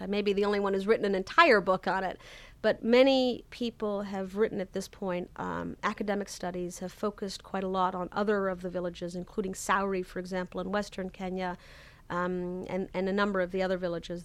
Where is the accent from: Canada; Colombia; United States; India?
Canada; moved away; I'm originally Canadian